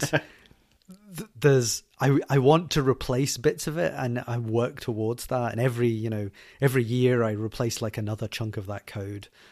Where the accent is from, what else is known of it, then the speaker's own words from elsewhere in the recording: Glasgow, Scotland, United Kingdom; Scotland. That's where I'm from. I'm from Glasgow